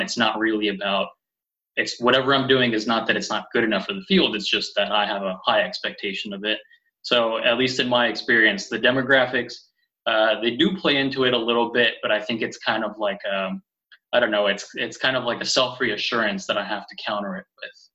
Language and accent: English; California, United States; first language Spanish; moved away; I grew up in California, and both of my parents are from Mexico.